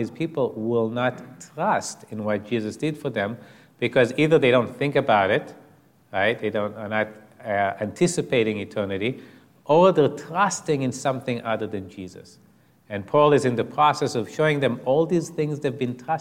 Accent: Israel; I was raised in Israel as an atheist or an agnostic.

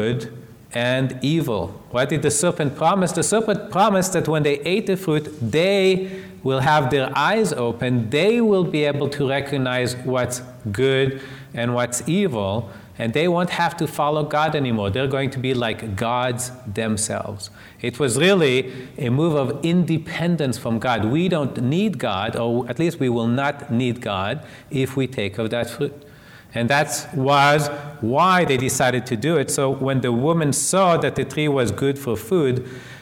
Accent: Israel; moved away; I was raised in Israel as an atheist

